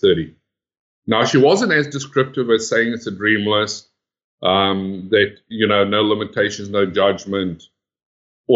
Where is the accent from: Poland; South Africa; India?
South Africa; moved away as an adult; now in Sydney, Australia; I'm originally from South Africa.